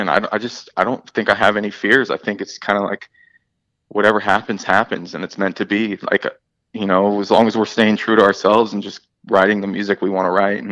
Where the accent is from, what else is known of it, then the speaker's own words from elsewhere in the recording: Berkeley, California, United States; moved away as an adult; also born or lived in Oakland, California; now in Florida, United States; that's where I'm from, the Bay Area up in California. So I'm, you know, Oakland, like I was born in Berkeley and I used to live in Oakland, but 5 years ago I moved to Florida.